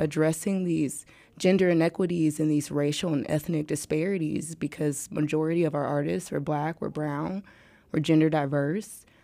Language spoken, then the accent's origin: English; St. Louis, Missouri, United States; I'm from St. Louis